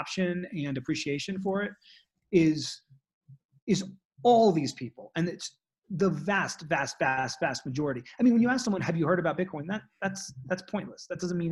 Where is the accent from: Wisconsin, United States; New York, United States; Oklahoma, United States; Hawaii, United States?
New York, United States; New York City; moved away as an adult; now in Colorado, United States; I was very disconnected from nature growing up in Manhattan.